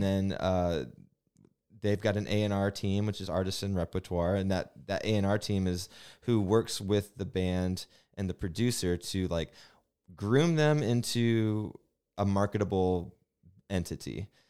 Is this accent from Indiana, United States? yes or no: yes; Bremen, Indiana, United States; also born or lived in South Bend; Growing up in South Bend, or Bremen